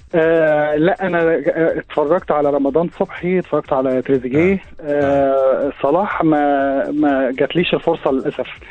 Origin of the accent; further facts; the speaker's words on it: Alexandria, Alexandria Governorate, Egypt; عشت آه. حياه اه اسكندراني وعشت فيها كل احلى ايام حياتي